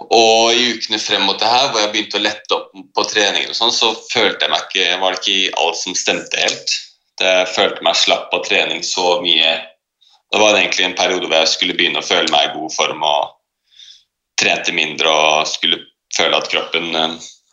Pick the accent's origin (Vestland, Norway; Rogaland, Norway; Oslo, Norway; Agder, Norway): Oslo, Norway; Jeg er født og oppvokst i, i Oslo.